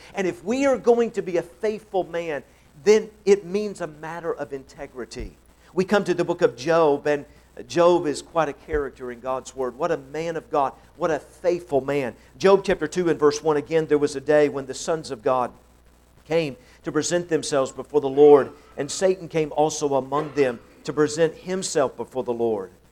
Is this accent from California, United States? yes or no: no; Tennessee, United States; I'm from Tennessee